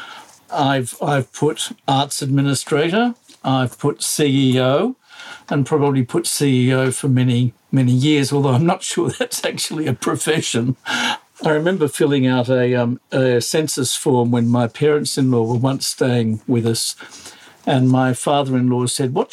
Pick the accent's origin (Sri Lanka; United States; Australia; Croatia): Australia; I am Australian.